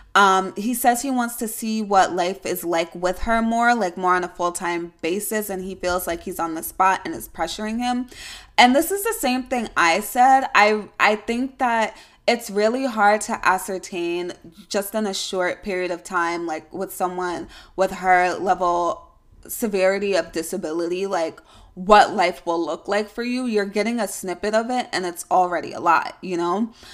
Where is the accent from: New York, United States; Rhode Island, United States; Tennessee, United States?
New York, United States; I'm a New Yorker, yes, I do have to, um, identify that it is upstate